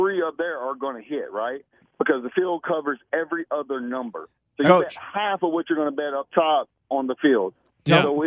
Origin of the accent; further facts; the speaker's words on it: Smiths Station, Alabama, United States; I'm from Smith Station, Alabama